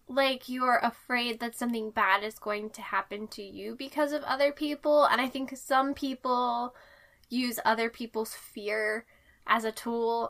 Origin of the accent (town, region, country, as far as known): United States